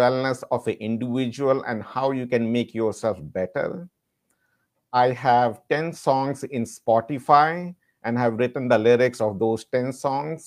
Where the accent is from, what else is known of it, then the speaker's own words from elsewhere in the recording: India; moved away as an adult; also born or lived in London, United Kingdom; now in United States; I'm from India. I have lived there for 26 years, and I completed my pharmacy school from India